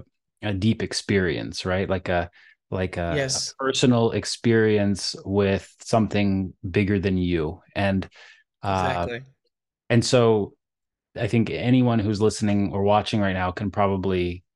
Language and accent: English; Russia; moved away; I feel like my Russian, since I moved away from Russia, I don't use it so much. Even though I'm in a house with Russian speakers, it's my job to be the English speaker in the house.